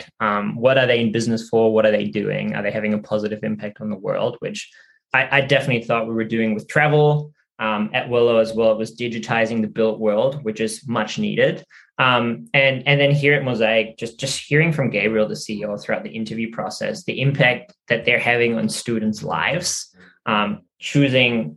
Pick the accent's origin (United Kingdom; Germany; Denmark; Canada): Germany; moved away as an adult; also born or lived in Sydney, Australia; now in Australia; I'm originally from Germany, which is where I studied.